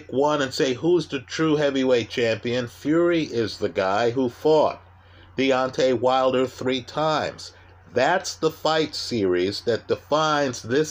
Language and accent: English; Jamaica; I'm Jamaican